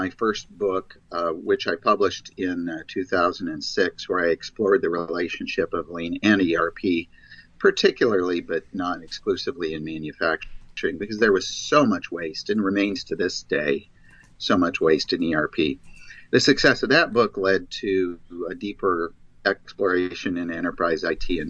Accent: Michigan, United States; I was raised in Michigan

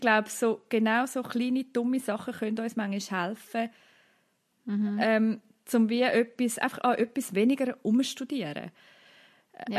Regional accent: Central Switzerland, Switzerland; bei uns in der Innerschweiz

